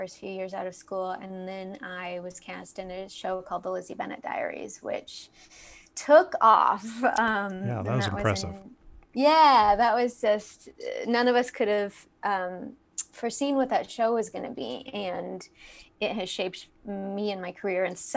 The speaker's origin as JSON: {"language": "English", "town": "Fayetteville", "region": "Arkansas", "country": "United States", "also_born_or_lived": "Los Angeles, California", "moved": "as an adult", "said": "I'm from Fayetteville, Arkansas, originally"}